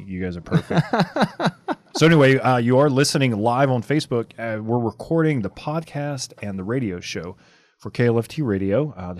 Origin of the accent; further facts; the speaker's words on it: Louisiana, United States; I'm from Louisiana.